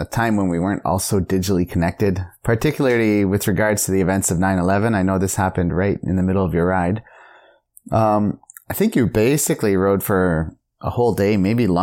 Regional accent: Canada; being a Canadian

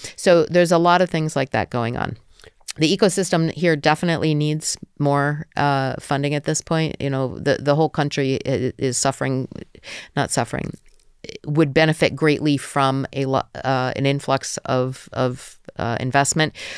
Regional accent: New Jersey, United States; moved away as an adult; also born or lived in Georgia; now in Ukraine; I come from New Jersey

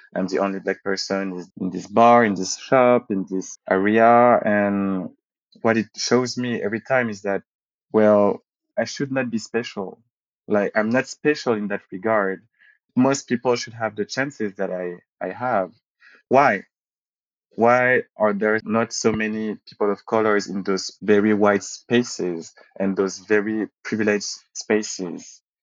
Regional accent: Paris, Île-de-France, France; also born or lived in Martinique / Saint Martin; when I was growing up in Paris and uh, around Paris when we moved with my family

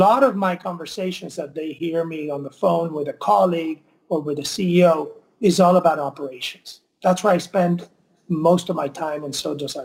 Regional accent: Mayagüez, Puerto Rico; moved away; I grew up in Mayagüez

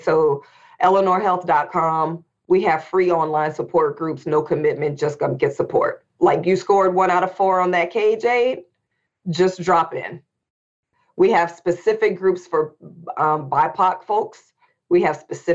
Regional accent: Indianapolis, Indiana, United States; we were growing up in Indianapolis, Indiana

